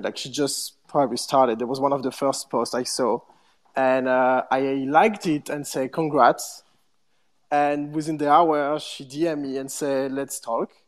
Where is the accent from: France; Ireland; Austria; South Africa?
France; Paris, Île-de-France; moved away as an adult; also born or lived in London; I'm from Paris, but uh, I just moved